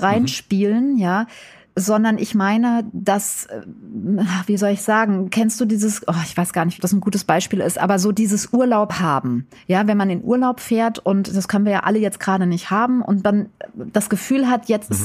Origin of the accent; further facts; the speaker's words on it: Wiesbaden, Hesse, Germany; moved away as an adult; now in Berlin, Germany; ich bin ja aus'm tiefsten Westen sozusagen. Also ich komme ja eigentlich aus Wiesbaden. Da bin ich mit vier Kindern zweitausend nach Berlin gezogen in den Osten